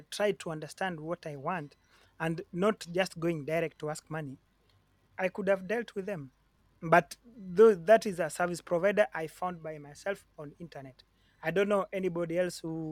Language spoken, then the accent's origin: English; Kenya; moved away as an adult; now in Europe